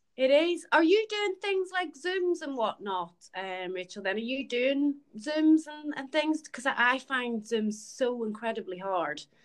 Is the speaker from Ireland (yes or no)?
yes; Ireland; moved away; I'm from Ireland